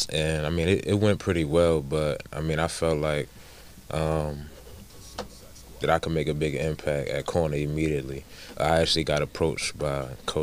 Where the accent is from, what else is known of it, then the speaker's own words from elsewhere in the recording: Baltimore, Maryland, United States; moved away as an adult; also born or lived in Alabama; I'm originally from Baltimore, Maryland. That's my hometown.